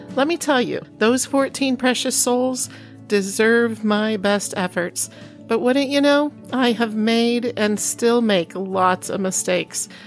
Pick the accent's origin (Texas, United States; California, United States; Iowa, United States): Iowa, United States; moved away; also born or lived in Oklahoma / Chicago; grew up as a farm girl in Iowa